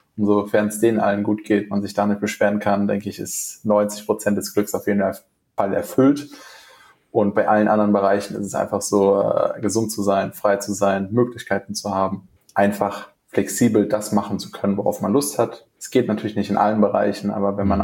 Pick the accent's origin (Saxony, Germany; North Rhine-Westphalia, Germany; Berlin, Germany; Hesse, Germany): Hesse, Germany; Frankfurt; moved away as an adult; now in Essen, Germany; ich komme ursprünglich aus dem Raum Frankfurt, bin aus beruflichen Gründen hergezogen